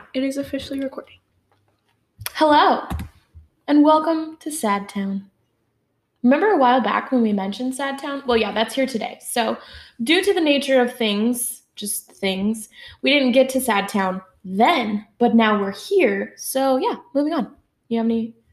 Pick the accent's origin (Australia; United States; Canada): United States; Pacific Northwest; We are sisters from the Pacific Northwest